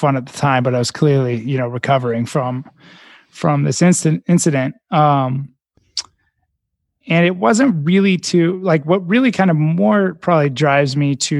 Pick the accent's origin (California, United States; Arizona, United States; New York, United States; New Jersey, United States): California, United States; Silicon Valley; I grew up in Silicon Valley.